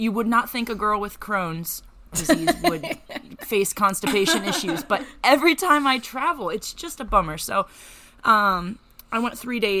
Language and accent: English; Lancaster, Pennsylvania, United States; I'm from Lancaster